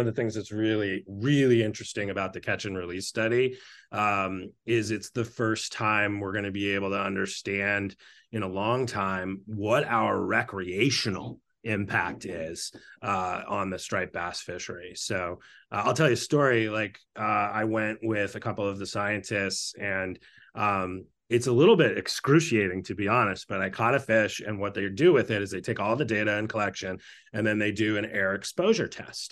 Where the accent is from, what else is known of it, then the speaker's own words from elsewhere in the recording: Western Maine, United States; I grew up in Maine